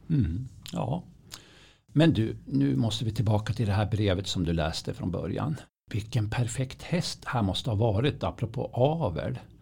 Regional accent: Östersund, Jämtland, Sweden; jag är ju uppvuxen vid Östersundstravet

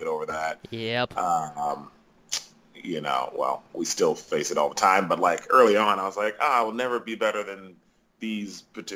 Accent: Rochester, New York, United States; moved away as an adult; now in Chicago, United States; I am born and raised in Rochester, New York

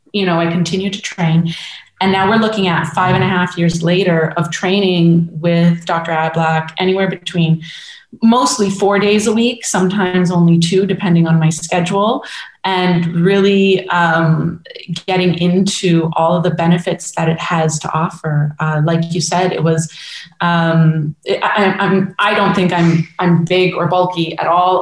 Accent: Woodbridge, Ontario, Canada; also born or lived in Toronto / Montreal; born and raised in Woodbridge, Ontario, and from just outside Toronto

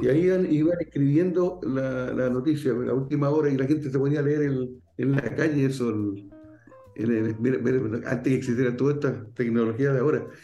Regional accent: Valparaíso, Chile; como buen porteño

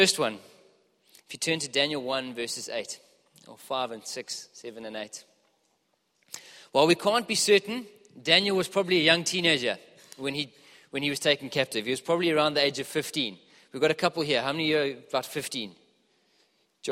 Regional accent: Johannesburg, Gauteng, South Africa; moved away; I'm from Joburg originally, as you can probably hear.

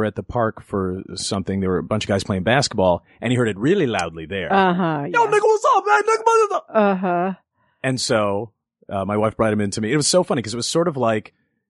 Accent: Los Angeles, California, United States; Inglewood, and then in elementary school moved out to the North Valley.

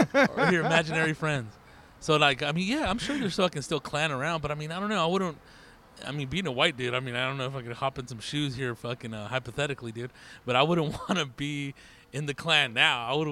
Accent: Riverside, California, United States; I was born and raised in Riverside

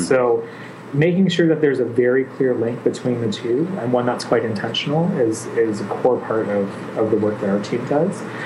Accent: Mississauga, Ontario, Canada; also born or lived in Ottawa; I grew up in a little town just west of Toronto called Mississauga.

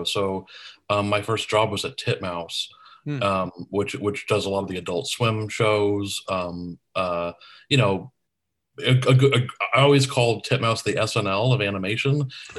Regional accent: Tucson, Arizona, United States; my brother friends and I had a public access show where we grew up in Tucson, Arizona.

